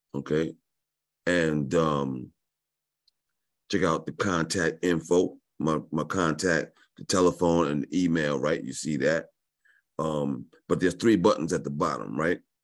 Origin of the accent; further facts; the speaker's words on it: New York, United States; I was born in New York